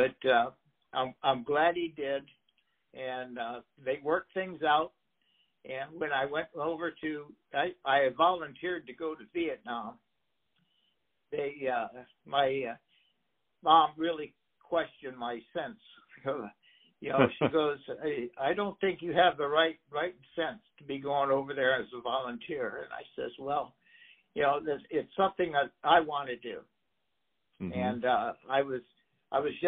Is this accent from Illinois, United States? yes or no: yes; Bradley / Glenview, Illinois, United States; moved away as an adult; we moved up from Bradley to Glenview, Illinois.